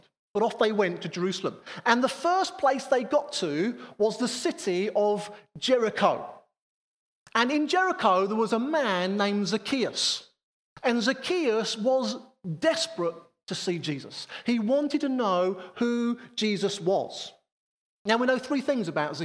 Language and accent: English; Harrow, London, United Kingdom; I was fortunate enough to work in the centre of town. My offices were right there in the centre of Harrow